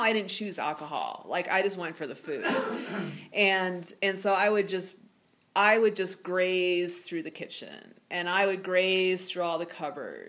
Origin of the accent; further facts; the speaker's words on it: Ohio, United States; moved away as an adult; I grew up in Ohio, and I grew up in a small town of 8,000 people where everybody knew everybody.